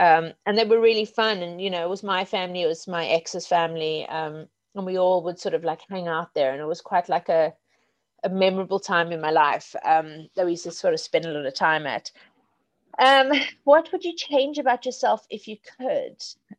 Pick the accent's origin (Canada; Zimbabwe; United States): Zimbabwe; also born or lived in South Africa; now in England; And of course, I grew up in Zimbabwe and South Africa.